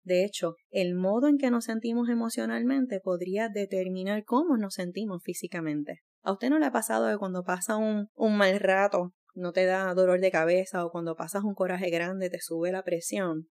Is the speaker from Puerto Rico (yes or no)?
yes; Puerto Rico; no estaba en mi país, estaba fuera de Puerto Rico